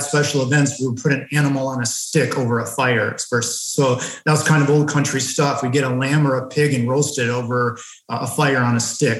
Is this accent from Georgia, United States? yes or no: no; Lansing, Michigan, United States; I grew up in mid-Michigan